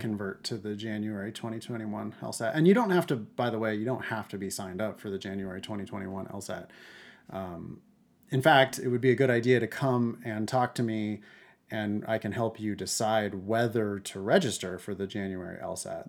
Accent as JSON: {"language": "English", "area": "Central Valley", "region": "Northern California", "country": "United States", "tie": "born or raised there", "said": "I grew up in the Central Valley of Northern California"}